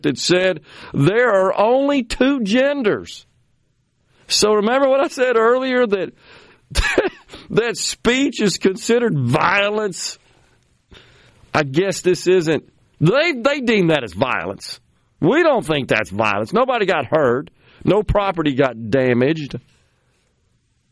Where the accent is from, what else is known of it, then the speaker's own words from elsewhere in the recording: Mississippi, United States; my home state, the great state of Mississippi